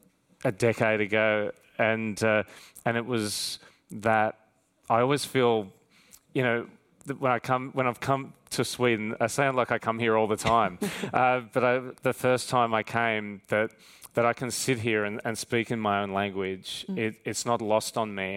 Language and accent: English; Australia; accent: Australian; especially in my Australian accent too.